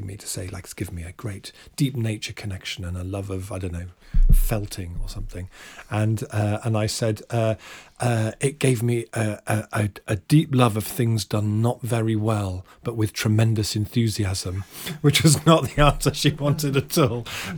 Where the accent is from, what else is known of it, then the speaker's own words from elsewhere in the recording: Hampton, London, United Kingdom; No, lived near there, lived near like Hampton, around that sort of area.